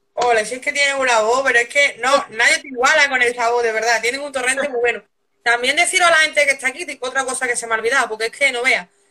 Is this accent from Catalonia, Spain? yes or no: no; Extremadura, Spain; yo soy de Extremadura